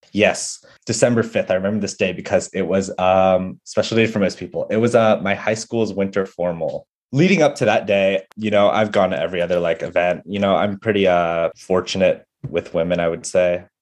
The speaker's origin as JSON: {"language": "English", "town": "San Jose", "region": "California", "country": "United States", "tie": "born or raised there", "moved": "as an adult", "lives_now": "New York, United States", "said": "growing up in the Bay Area"}